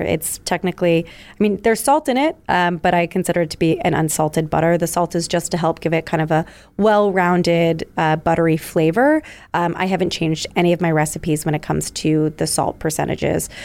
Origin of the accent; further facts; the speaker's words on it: New York, United States; moved away as an adult; also born or lived in Philadelphia; I'm originally from New York